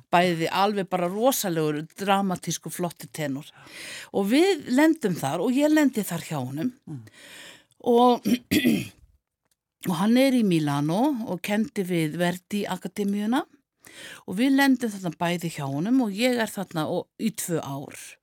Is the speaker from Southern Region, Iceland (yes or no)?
yes; Rangárvallasýsla, Southern Region, Iceland; í tónlistaskóla Rángaenga uh, í Kolsfelli, þaðan sem ég er